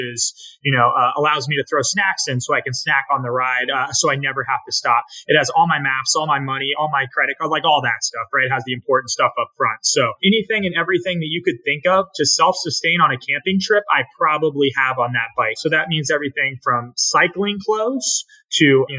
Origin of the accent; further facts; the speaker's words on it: Naples, Florida, United States; I'm from Naples, Florida